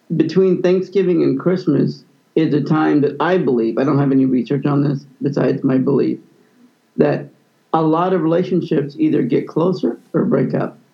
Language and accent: English; Kansas City, Missouri, United States; growing up in Kansas City